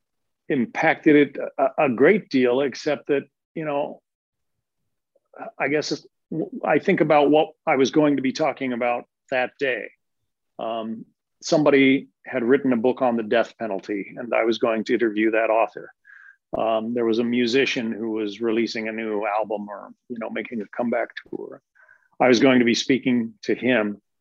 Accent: Denver, Colorado, United States; moved away; I'm originally from Denver. I'm kind of from the middle of the country

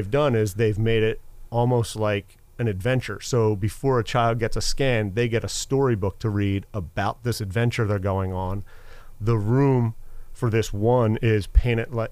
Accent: Philadelphia, Pennsylvania, United States; I grew up in Philadelphia, went to high school in Center City, went to college in Center City, Philadelphia

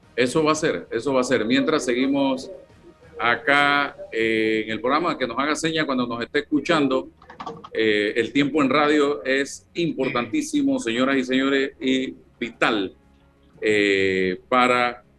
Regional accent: Panama; yo soy panameño

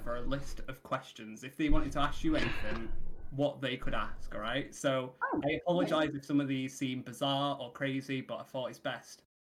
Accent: United Kingdom; We're very British.

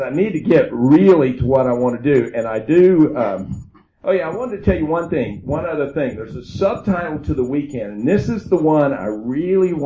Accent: Oklahoma, United States; I'm from Oklahoma

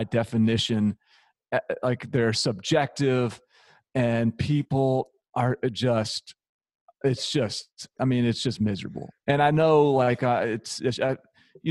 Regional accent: Nashville, Tennessee, United States; also born or lived in Washington, D.C.; I'm from Nashville

